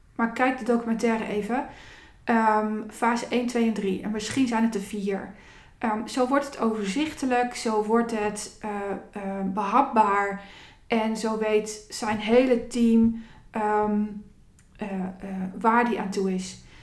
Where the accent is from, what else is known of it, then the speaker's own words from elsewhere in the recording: Zutphen, Gelderland, Netherlands; de wijken waar ik ben opgegroeid. Daar was groot dromen ja, niet. Eh, het was geen dagelijks kost. En ehm, eh, mensen die in deze wijk opgroeiden, wijken. Ik heb alle achterstandswijken van Zutphen gehad